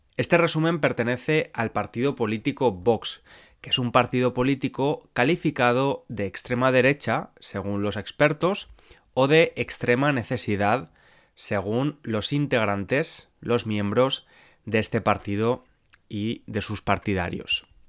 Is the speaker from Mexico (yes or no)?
no; Spain